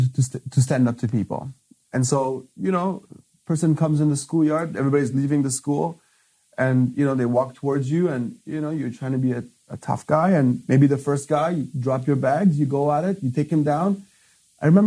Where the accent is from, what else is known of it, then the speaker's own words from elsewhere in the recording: Afghanistan; moved away; I'm from Afghanistan. I've come from a way worse place.